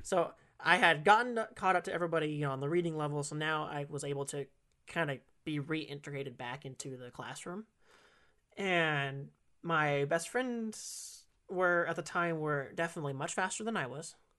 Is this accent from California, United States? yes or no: yes; California, United States; also born or lived in Kissimmee, Florida / Illinois; I've been in California ever since, but I've been in different areas of it